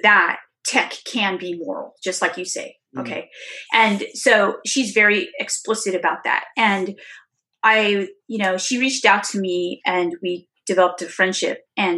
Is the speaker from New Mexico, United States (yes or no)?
no; California, United States; moved away; this is my hometown is California